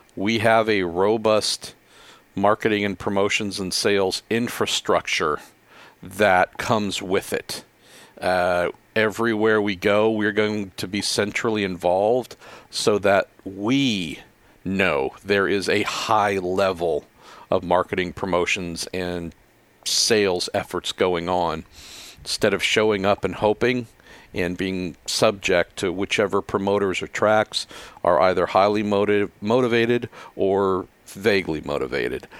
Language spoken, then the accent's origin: English; Bay Area, California, United States; I'm born and raised in the Bay Area